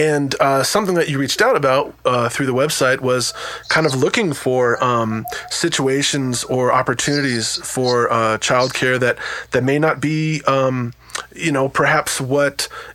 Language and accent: English; New Jersey, United States; moved away; also born or lived in New York / Lawrence, Kansas; I was born in New York and grew up in New Jersey, but I haven't lived there since the 90s.